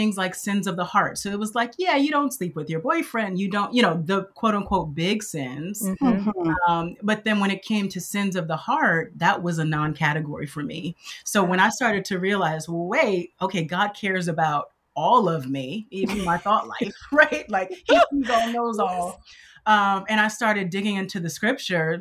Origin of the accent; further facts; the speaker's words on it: Los Angeles, California, United States; also born or lived in Michigan; I grew up in Los Angeles, California.